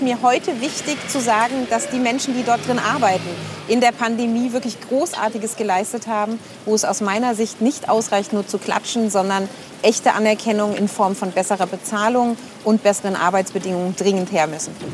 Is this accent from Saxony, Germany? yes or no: no; Bad Soden am Taunus, Hesse, Germany; ich bin hier geboren in den Main-Taunus-Kliniken in Bad Soden